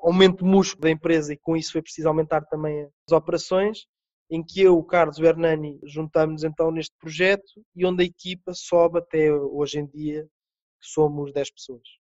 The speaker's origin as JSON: {"language": "Portuguese", "country": "Portugal", "said": "nós, como portugueses"}